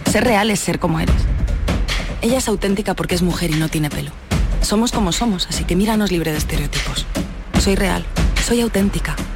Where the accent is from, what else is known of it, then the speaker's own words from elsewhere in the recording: Madrid, Community of Madrid, Spain; moved away; allí en, mi tierra, Madrid